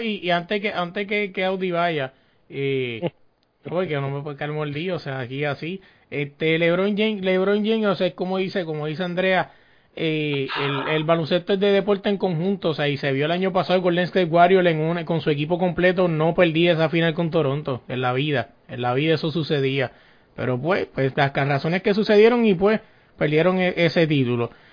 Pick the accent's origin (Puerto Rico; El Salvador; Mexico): Puerto Rico; somos puertorriqueños